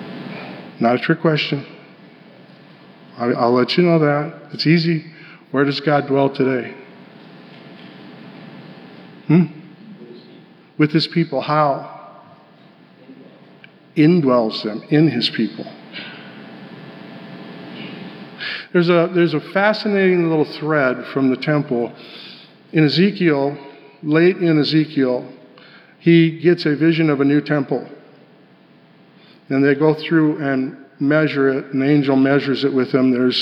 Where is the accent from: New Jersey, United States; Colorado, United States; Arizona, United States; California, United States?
Colorado, United States; Denver; I grew up in Denver